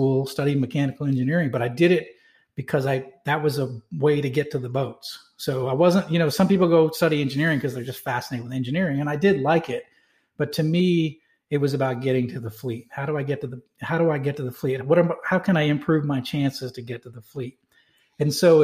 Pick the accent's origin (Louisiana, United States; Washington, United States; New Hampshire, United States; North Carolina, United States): New Hampshire, United States; Manchester; I grew up in Manchester, New Hampshire. So I'm a New England guy.